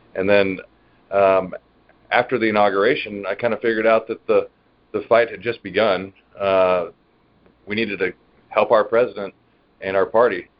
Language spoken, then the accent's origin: English; Dallas, Texas, United States; I'm from Dallas, Texas